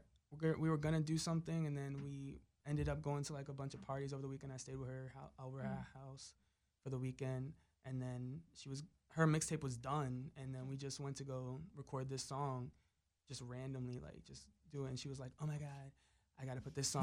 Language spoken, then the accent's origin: English; South Florida, United States; moved away as an adult; also born or lived in Connecticut; now in Los Angeles, United States; I'm from South Florida. I was raised in South Florida.